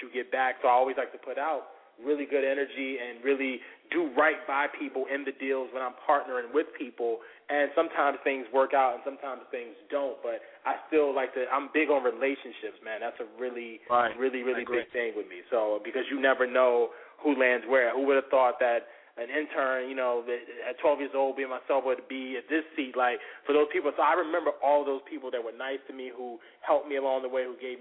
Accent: Norfolk, Virginia, United States; born or raised there

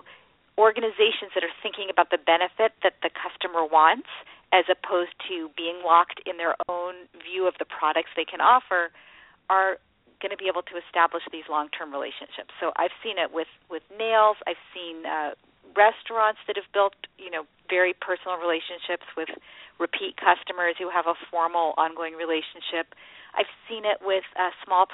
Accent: Silicon Valley, California, United States; I grew up in Silicon Valley, so I've always been in this world of technology and entrepreneurs

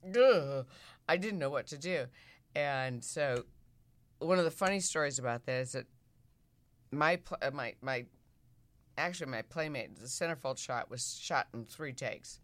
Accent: Midwest, United States; moved away; I'm a girl from the Midwest

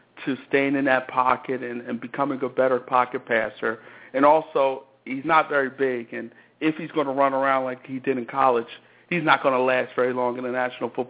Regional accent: Philadelphia, Pennsylvania, United States; I'm from that around that Philadelphia area myself.

